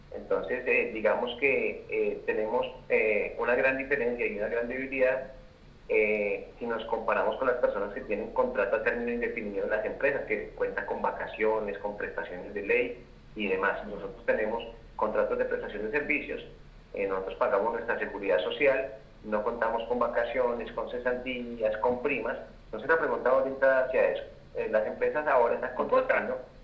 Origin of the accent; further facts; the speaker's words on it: Colombia; now in Bogotá, Colombia; nosotros como trabajadores colombianos